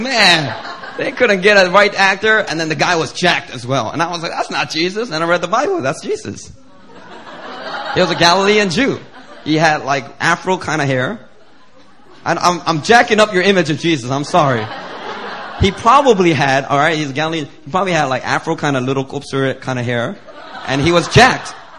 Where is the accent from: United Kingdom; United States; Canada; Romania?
United States; Philadelphia, Pennsylvania; growing up in Philly and hanging out with friends that used to be offensive just for the sake of it